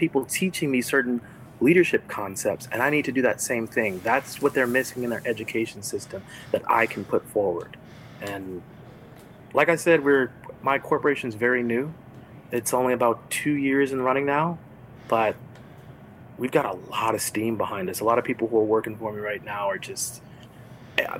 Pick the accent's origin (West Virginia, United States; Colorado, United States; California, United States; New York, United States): California, United States; Los Angeles; now in Florida, United States; I'm from Los Angeles, but right now I'm in Florida